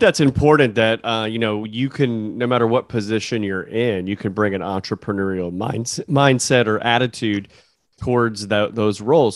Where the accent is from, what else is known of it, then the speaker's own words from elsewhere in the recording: United States; I'm from the United States